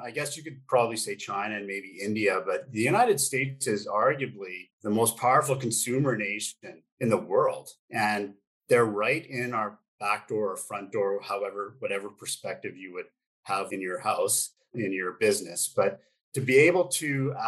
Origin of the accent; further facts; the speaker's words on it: Edmonton, Alberta, Canada; moved away as an adult; also born or lived in Olympia, Washington; now in British Columbia, Canada; I was born and raised in Edmonton, Alberta